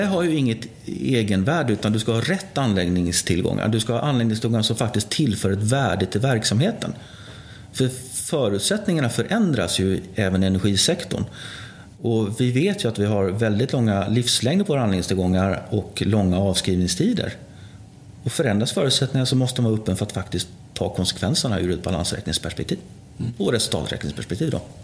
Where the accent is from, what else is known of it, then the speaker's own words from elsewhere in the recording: Gothenburg, Västra Götaland, Sweden; moved away as an adult; now in Gävle, Sweden; jag är uppvuxen i Göteborg, i Fiskebäck